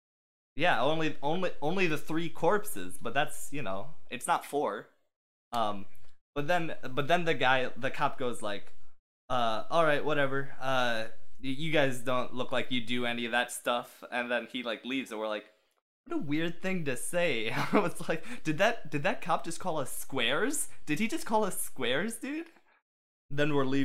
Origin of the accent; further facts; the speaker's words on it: Michigan, United States; I'm from Michigan